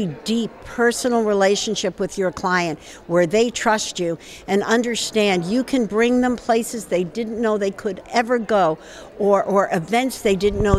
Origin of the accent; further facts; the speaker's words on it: New York City, New York, United States; moved away; In New York City, my hometown originally